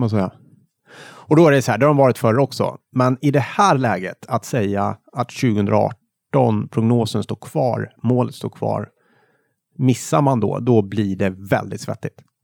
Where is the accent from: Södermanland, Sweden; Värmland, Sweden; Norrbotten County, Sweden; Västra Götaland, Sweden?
Värmland, Sweden; now in Stockholm, Sweden; hemma i Värmland